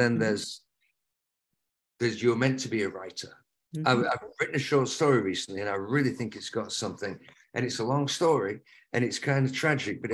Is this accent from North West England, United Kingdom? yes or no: yes; Lancaster, North West England, United Kingdom; moved away; also born or lived in the Northwest; Lancaster, my hometown